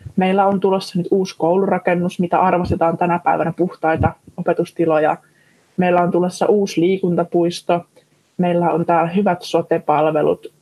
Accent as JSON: {"language": "Finnish", "town": "Sysmä", "region": "Päijänne Tavastia", "country": "Finland", "tie": "born or raised there"}